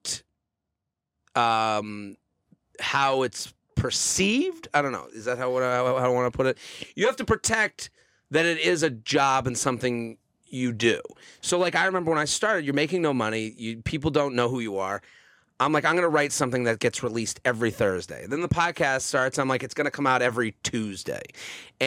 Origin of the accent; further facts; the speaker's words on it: Needham, Massachusetts, United States; moved away as an adult; now in New York, United States; I'm from outside of Boston, a suburb called Needham